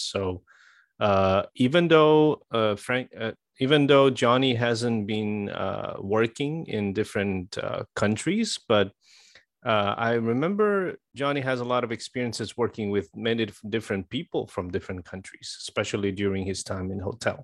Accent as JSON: {"language": "English", "country": "Brazil", "moved": "yes", "lives_now": "Taiwan", "said": "I come from Brazil and I have been in Taiwan for almost 23 years"}